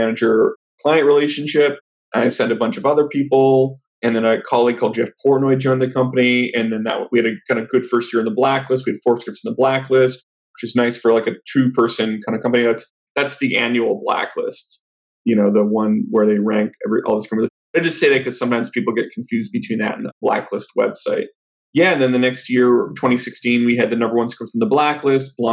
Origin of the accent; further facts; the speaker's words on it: Vancouver, British Columbia, Canada; moved away as an adult; also born or lived in New York; now in Los Angeles, United States; I'm originally from Vancouver in Canada